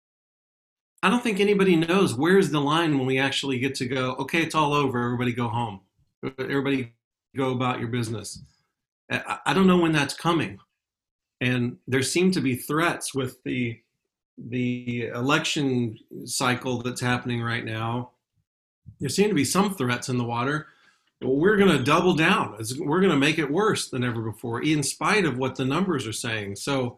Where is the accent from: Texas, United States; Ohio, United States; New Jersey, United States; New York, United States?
Texas, United States; Houston; The place where I grew up in Houston